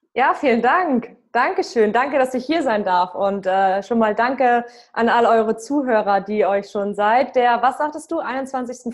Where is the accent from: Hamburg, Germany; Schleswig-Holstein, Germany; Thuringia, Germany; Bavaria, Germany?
Schleswig-Holstein, Germany; Lübeck; moved away as an adult; also born or lived in Frankfurt; ich komme aus Travemünde